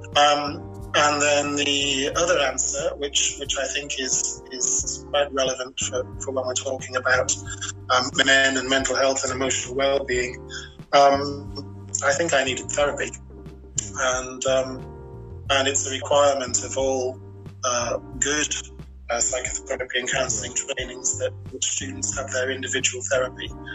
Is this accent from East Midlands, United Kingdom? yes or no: no; Barnsley, Yorkshire and the Humber, United Kingdom; now in Kinsale, Ireland; I'm a Yorkshireman by trade. I was born and bred in um, a uh, small, uh, mainly working class mining town in north England by the name of Barnsley.